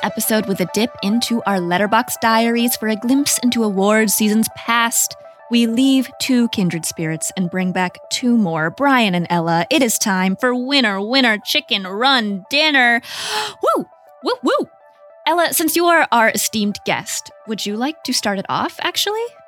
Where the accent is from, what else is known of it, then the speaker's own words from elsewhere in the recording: Portland, Oregon, United States; moved away as an adult; now in Los Angeles, United States; I was raised in Portland